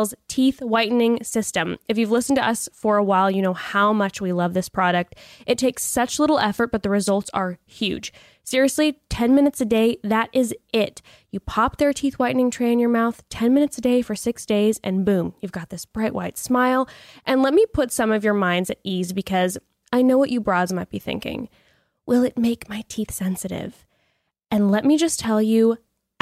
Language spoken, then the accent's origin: English; Dana Point, California, United States; moved away; also born or lived in Laguna Beach, California; I was living in Dana Point right outside of Laguna Beach when they were filming the first season of Laguna Beach